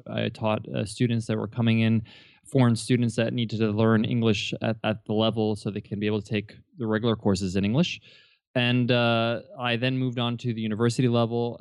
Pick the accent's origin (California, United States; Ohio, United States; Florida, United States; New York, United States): New York, United States; I was born and raised in New York